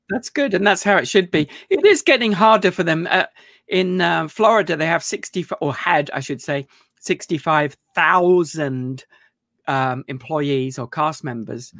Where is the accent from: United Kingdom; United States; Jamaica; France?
United Kingdom; moved away; I mean, I'm still British